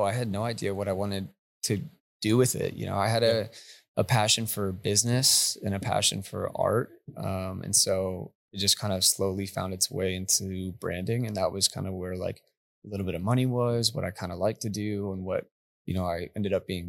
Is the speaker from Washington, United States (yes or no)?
no; New Mexico, United States; now in Texas, United States; No, I'm from New Mexico actually.